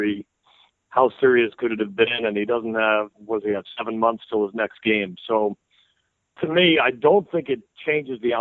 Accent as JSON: {"language": "English", "town": "Tarrytown", "region": "New York", "country": "United States", "tie": "born or raised there", "said": "I grew up in Tarrytown. I was there till I went to college."}